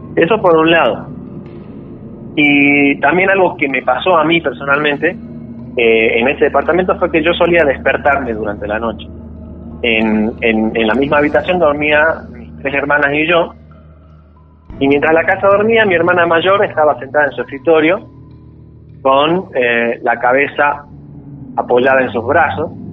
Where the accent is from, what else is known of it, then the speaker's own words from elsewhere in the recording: Salta, Argentina; also born or lived in Campo Santo, Salta; Sí, sí, toda mi vida aquí.